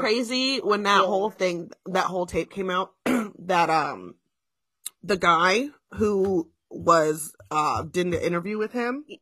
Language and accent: English; New Jersey, United States; well, in Jersey